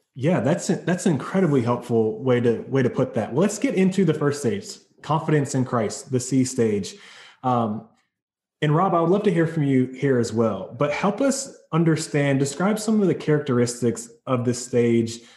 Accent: North Carolina, United States; I'm from North Carolina in the South, and at my high school, it was a really big deal.

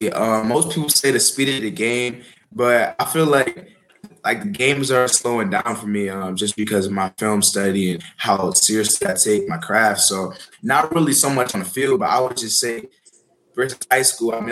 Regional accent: Maryland, United States; moved away; Maryland, my hometown school

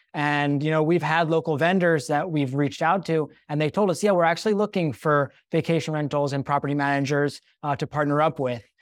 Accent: Cherry Hill, New Jersey, United States; moved away as an adult; also born or lived in Israel; I grew up in Cherry Hill, New Jersey, the small suburb outside of Philadelphia.

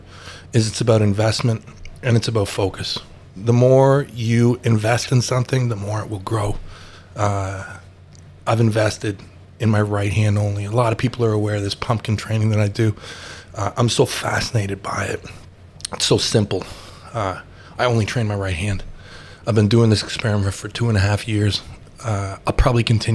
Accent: Canada; being a Canadian

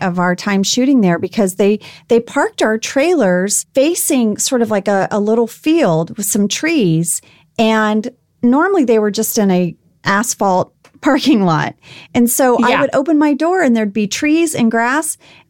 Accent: Indonesia; I did, but I grew up overseas. You know, I grew up in Indonesia.

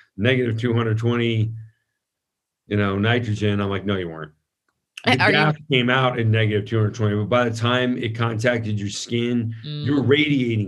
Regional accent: San Francisco, California, United States; I grew up in San Francisco

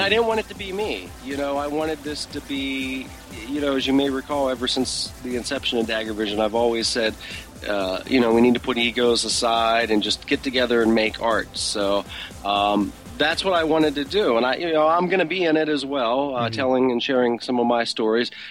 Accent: Pittsburgh, Pennsylvania, United States; moved away; my hometown of Pittsburgh

